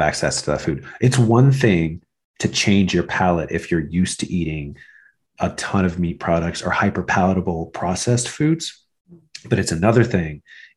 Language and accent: English; Midwest, United States; I'm actually American. I'm from the Midwest.